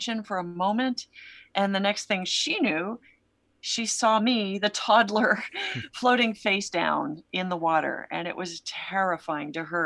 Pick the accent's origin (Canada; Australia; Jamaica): Canada; I grew up in Canada